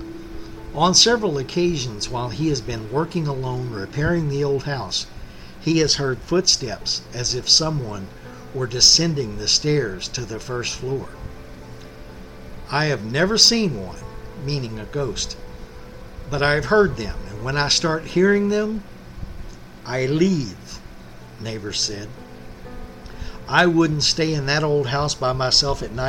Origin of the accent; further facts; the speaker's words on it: Lexington, Texas, United States; now in San Antonio, United States; I'm not from San Antonio. I live here now. I reside here. But I am from Central Texas, a small town called Lexington, up between Austin and Bryan College Station.